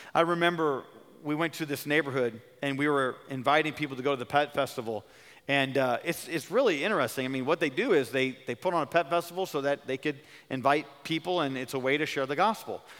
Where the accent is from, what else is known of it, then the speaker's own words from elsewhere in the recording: California, United States; I'm from California